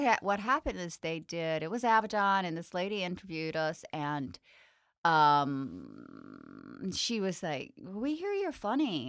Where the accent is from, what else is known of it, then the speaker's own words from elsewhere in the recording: the South, United States; growing up in the South